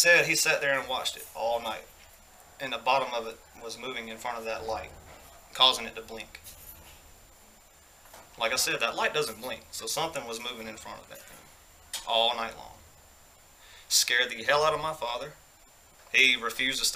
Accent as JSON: {"language": "English", "town": "Greensboro", "region": "Georgia", "country": "United States", "tie": "born or raised there", "said": "I used to live in this really old house in my hometown, Greensboro, Georgia"}